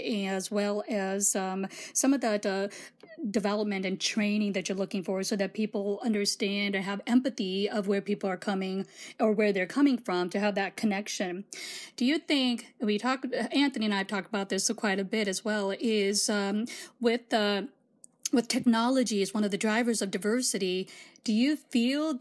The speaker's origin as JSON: {"language": "English", "region": "Gujarat", "country": "India", "tie": "born or raised there", "moved": "yes", "lives_now": "Iowa, United States", "said": "as an Indian woman, I was born in India, Gujarat, India"}